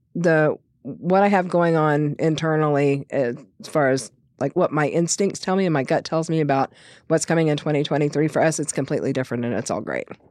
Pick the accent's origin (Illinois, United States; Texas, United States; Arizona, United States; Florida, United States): Texas, United States; King Ranch; being born and raised on the King Ranch